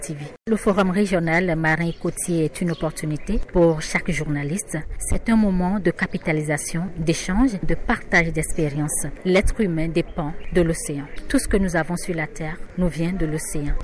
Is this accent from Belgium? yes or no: no; Benin; je viens du Bénin